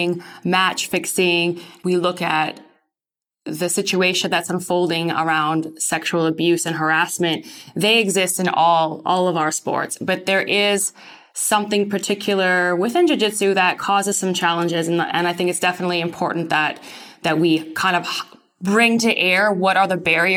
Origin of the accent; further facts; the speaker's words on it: Vancouver, British Columbia, Canada; now in Netherlands; I'm currently residing in the Netherlands. I'm actually from Vancouver, though.